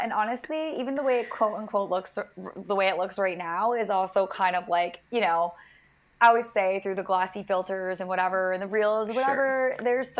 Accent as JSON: {"language": "English", "region": "Rhode Island", "country": "United States", "tie": "born or raised there", "also_born_or_lived": "Nashville", "moved": "as an adult", "said": "I grew up in Rhode Island. I went to school in Nashville at Belmont University for entertainment and music business."}